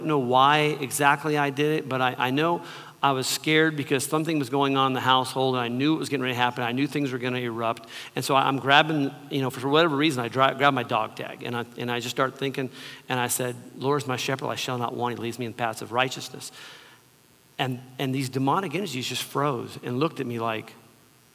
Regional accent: Southern California, United States; I grew up in Southern California, in the early 60s or mid 60s.

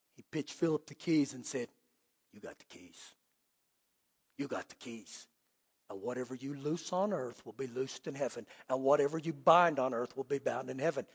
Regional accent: Clovis, United States; moved away; where I grew up in Clovis

